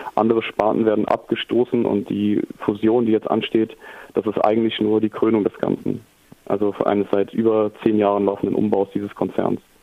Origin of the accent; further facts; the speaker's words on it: Germany; also born or lived in Ruhr area; wir als Deutsche